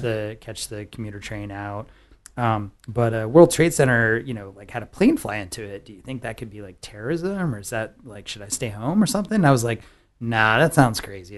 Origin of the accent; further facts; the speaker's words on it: San Antonio, Texas, United States; I grew up in San Antonio